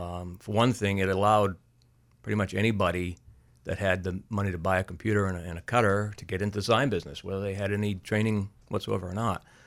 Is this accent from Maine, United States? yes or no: yes; Auburn, Maine, United States; I grew up in Auburn